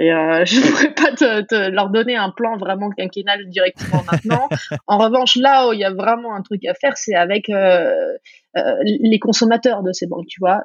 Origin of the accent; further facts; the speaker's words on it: France; accent: French; moved away; also born or lived in New York; j'avais l'accent le plus français